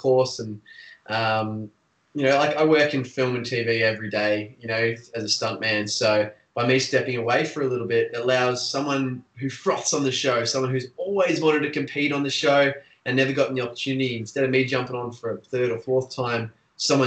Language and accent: English; Australia; a Australian stunt performer